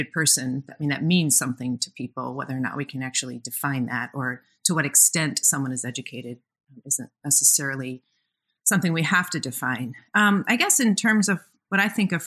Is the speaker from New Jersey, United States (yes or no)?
no; Minnesota, United States; also born or lived in Bellingham, Washington; I moved away from Washington to the great Midwest, back home actually, to Minnesota